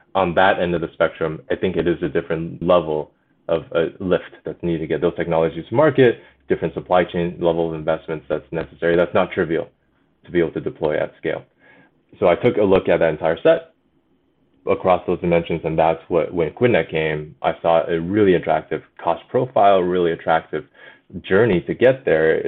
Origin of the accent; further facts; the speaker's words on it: China; moved away; also born or lived in Alberta, Canada; I grew up in China.